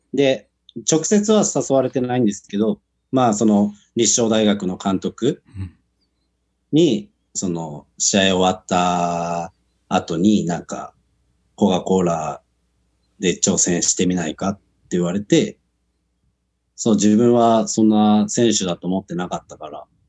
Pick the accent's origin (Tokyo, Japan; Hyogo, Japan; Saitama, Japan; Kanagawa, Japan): Saitama, Japan; Kumagaya; moved away; 僕の、その、生まれ育った熊谷っていうのが、ラグビータウンで有名で。